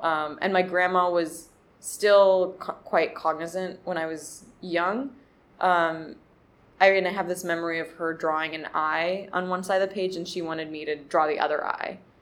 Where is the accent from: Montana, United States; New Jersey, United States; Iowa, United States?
New Jersey, United States; Montclair; born or raised there; also born or lived in Overland Park, Kansas; now in Brooklyn, United States